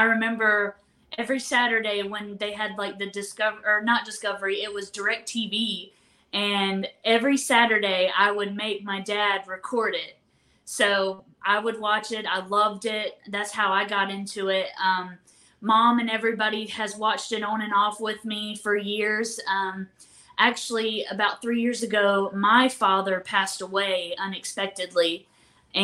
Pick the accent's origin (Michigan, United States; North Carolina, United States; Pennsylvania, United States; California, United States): North Carolina, United States; We're from North Carolina